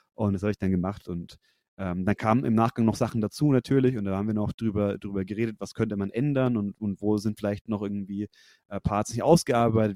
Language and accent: German; Nuremberg–Fürth area, Bavaria, Germany; wir kommen alle aus der Ecke Nürnberg, Fürth